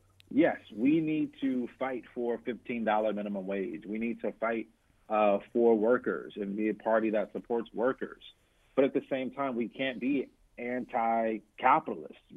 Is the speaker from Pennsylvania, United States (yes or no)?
no; South Carolina, United States; moved away; I'm from South Carolina originally